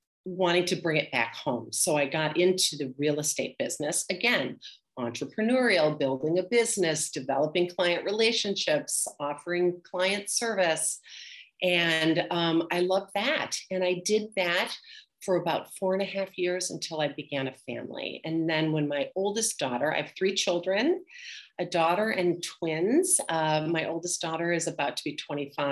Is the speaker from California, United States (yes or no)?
no; Milwaukee, Wisconsin, United States; moved away as an adult; also born or lived in Madison, Wisconsin; now in Boston, United States; I grew up in Milwaukee, Wisconsin.